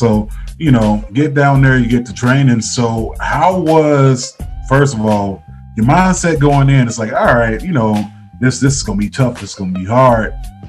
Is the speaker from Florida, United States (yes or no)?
yes; Boynton Beach, Florida, United States; now in Cleveland, United States; I'm from Florida, born and raised, you know, from Boynton Beach, in between Palm Beach County and, you know, Broward and Miami-Dade. So we're like right along that.